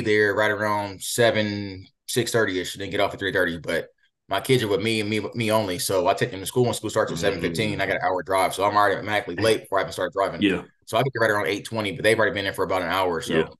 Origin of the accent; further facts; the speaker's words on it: Columbus, Ohio, United States; I'm from Columbus, Ohio, and inner city schools